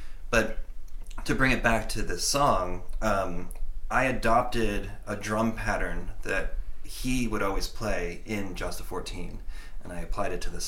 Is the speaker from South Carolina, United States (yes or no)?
no; Connecticut, United States; we grew up in Connecticut